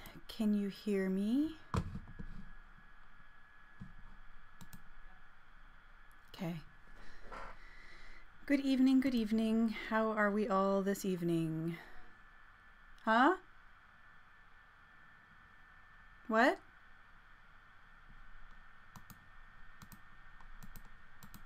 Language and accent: English; Canada; as a Canadian citizen